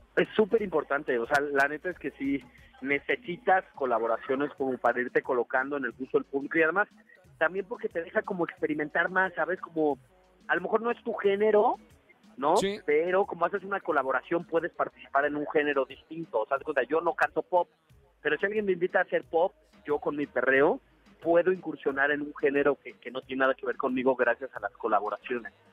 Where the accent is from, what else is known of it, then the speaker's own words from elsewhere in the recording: Mexico; nosotros los mexicanos